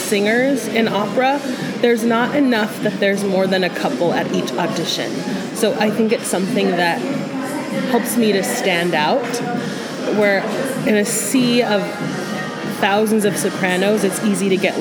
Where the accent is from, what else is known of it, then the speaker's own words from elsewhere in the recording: Merced, California, United States; moved away as an adult; also born or lived in San Francisco, California; now in Tucson, United States; we moved to Merced, California